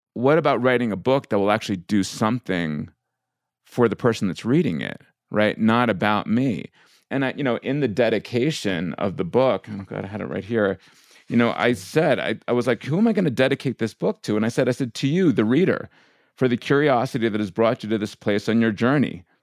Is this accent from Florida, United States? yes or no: no; suburbs of New York, United States; growing up the way I did in, you know, in, in the suburbs of New York as a Indian immigrant's kid